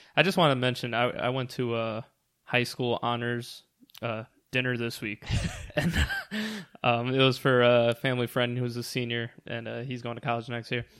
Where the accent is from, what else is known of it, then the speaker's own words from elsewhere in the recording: New Jersey, United States; we're from New Jersey